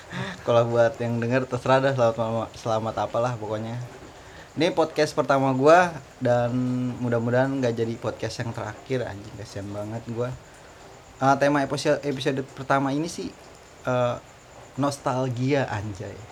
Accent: Bogor, West Java, Indonesia; also born or lived in Malang; Di profil gue tadi gue udah bilang kalau gue tuh lahir di Bogor bang. Otomatis ya gue kecil di Bogor.

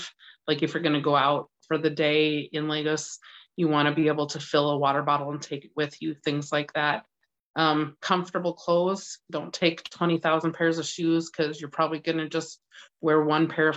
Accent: West Coast, United States; also born or lived in Washington State; now in Iowa, United States; I grew up on the West Coast.

